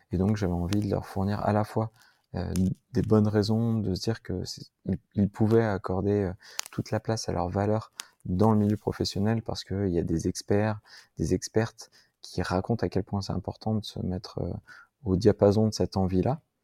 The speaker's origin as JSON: {"language": "French", "town": "Grenoble", "region": "Auvergne-Rhône-Alpes", "country": "France", "said": "je suis un Grenoblois, aîné d'une famille de trois frères"}